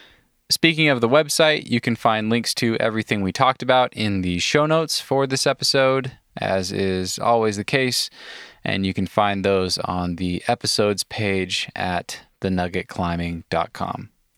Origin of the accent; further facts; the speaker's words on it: Cody, Wyoming, United States; I grew up in Cody.